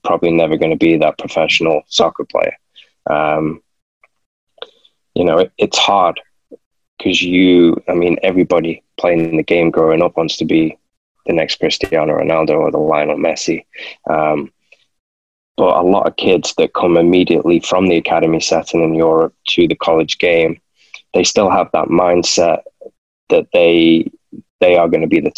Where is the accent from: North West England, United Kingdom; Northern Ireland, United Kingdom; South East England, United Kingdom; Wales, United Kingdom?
North West England, United Kingdom; Manchester; moved away as an adult; also born or lived in San Antonio, Texas; I'm coming from Manchester where it's raining most of the time, and I've gone to San Antonio